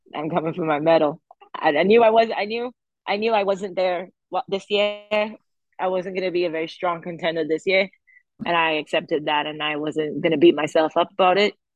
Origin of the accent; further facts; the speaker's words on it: St. Augustine, Trinidad & Tobago; also born or lived in Nashville, Tennessee; now in United States; I'm from a place called St. Augustine um, in Trinidad, which is it's near the university